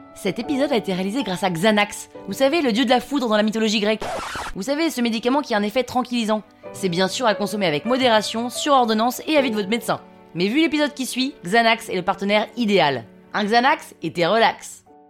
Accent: Paris, Île-de-France, France; 35 hein. ans, parisienne

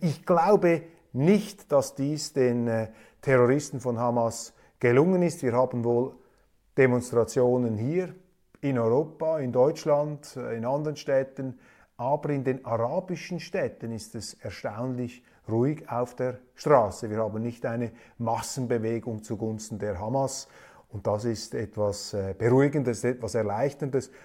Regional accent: Zurich, Switzerland; ich bin ja Zürcher

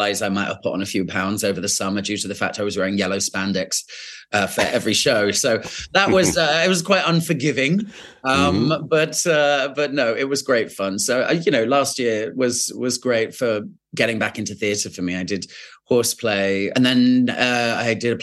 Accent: Winchester, South East England, United Kingdom; moved away; also born or lived in London; I grew up in Winchester

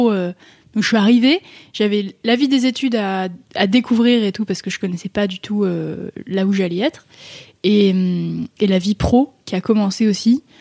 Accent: Méribel, Auvergne-Rhône-Alpes, France; moved away as an adult; also born or lived in Chambéry; now in Paris, France; j'ai grandi à Méribel.

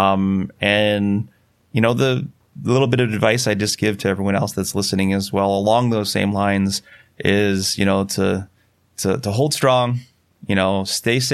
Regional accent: Sierra Nevada mountains around Yosemite, California, United States; moved away; also born or lived in Boulder, Colorado; I grew up in the Sierra Nevada mountains around Yosemite

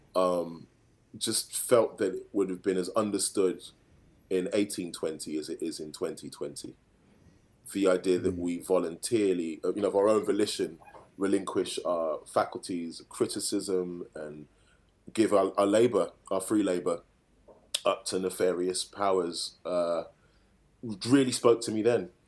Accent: Birmingham, West Midlands, United Kingdom; growing up in Handsworth in Birmingham

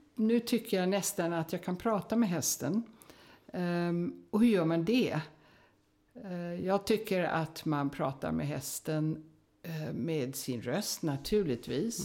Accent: United States; moved away; jag hade då ridit en hel del på westernhästar i USA där jag växte upp

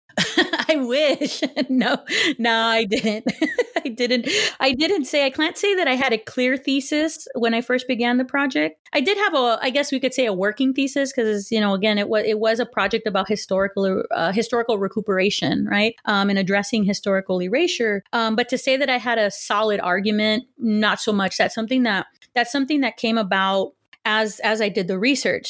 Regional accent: Los Angeles, California, United States; first language Spanish; English is a second language; also born or lived in Huntington Park, California / Texas / Pasadena, California; So I was born in Huntington Park, California, um, to working class family, and I'm the eldest of two children. And I pretty much grew up in in the LA area

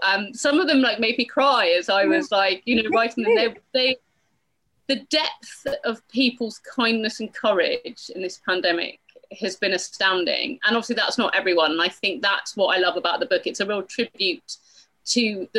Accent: United Kingdom; I'm British

